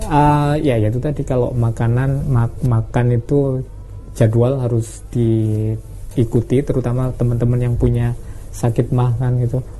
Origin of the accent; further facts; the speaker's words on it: East Java, Indonesia; Saya favorit karena saya Jawa Timur ya Mas, sukanya sih pecel